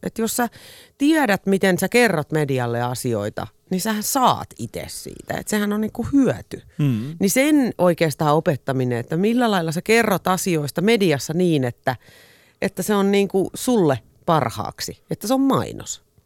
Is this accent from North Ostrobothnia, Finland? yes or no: no; Espoo, Uusimaa, Finland; Olen espoolainen perheenäiti